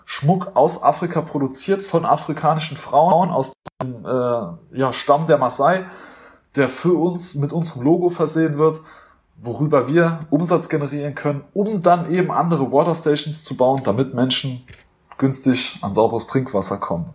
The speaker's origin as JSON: {"language": "German", "country": "Germany", "said": "Wir waren natürlich typisch deutsch, sehr höflich"}